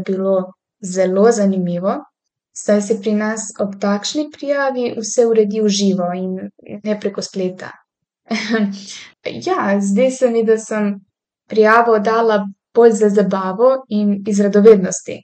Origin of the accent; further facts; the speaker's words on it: Tuzla, Federation of Bosnia and Herzegovina, Bosnia & Herzegovina; Slovenian is a second language; moved away as an adult; now in Slovenia; sem se prijavila na univerzo v svojem rojstnem mestu, opravila sem spremni izpit in postala študentka univerze v Tuzli